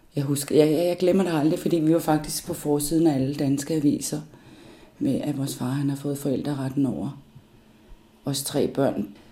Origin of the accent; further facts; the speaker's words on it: Copenhagen, Capital Region of Denmark, Denmark; also born or lived in Upernavik, Greenland / Thule, Greenland; Jeg voksede op i Danmark øh, og ynder at sige noget så dansk som mit kolonihavehus ude på Amager. Sådan noget helårsbeboelse, der er jeg vokset op